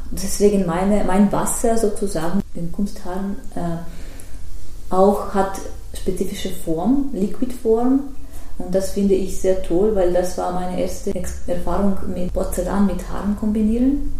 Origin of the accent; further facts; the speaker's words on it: Tver, Tver Oblast, Russia; German is a second language; moved away; ich bin äh, ursprünglich aus Tver, das ist mhm. zwischen Moskau und Petersburg